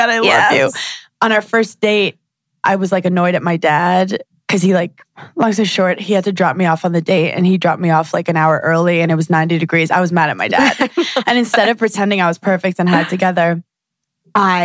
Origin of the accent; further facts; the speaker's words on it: New York City, New York, United States; growing up in Brooklyn is weird